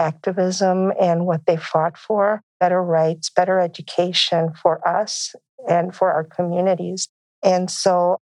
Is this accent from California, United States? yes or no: no; Crystal City, Texas, United States; I come from a small town in Texas, Crystal City, Texas.